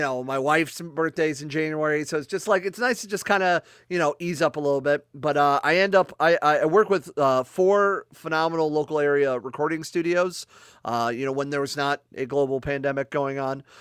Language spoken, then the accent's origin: English; Akron, Ohio, United States; moved away; I'm originally actually from Akron, Ohio